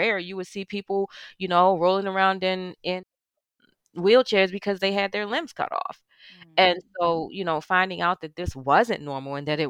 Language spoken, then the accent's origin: English; Baltimore, Maryland, United States; Born and raised in Baltimore in the housing projects